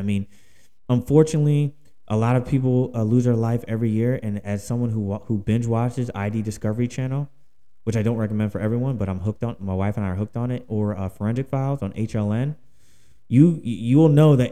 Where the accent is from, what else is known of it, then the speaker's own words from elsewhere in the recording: Philadelphia, Pennsylvania, United States; now in Houston, United States; I live in Houston, Texas. All right, but I'm from Philadelphia, Pennsylvania